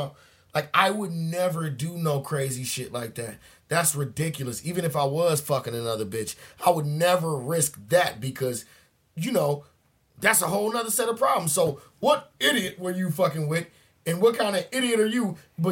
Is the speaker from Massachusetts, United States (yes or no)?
no; Cleveland, Ohio, United States; I'm from Cleveland